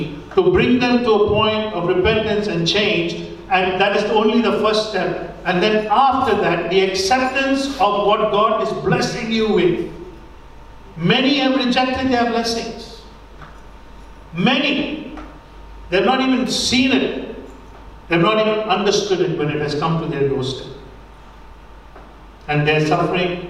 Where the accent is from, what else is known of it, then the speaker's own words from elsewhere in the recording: India; moved away; When I grew up in India, we didn't really have money.